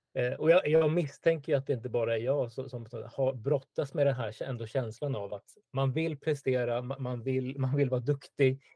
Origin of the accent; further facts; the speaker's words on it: Stockholm, Stockholm County, Sweden; född och uppvuxen i Stockholm, bor i norra Stockholm